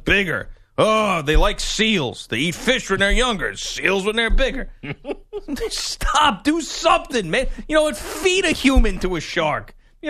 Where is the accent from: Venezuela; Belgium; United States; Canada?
United States; Bronx, New York; Yo, I grew up in the Bronx. I don't care about no shark.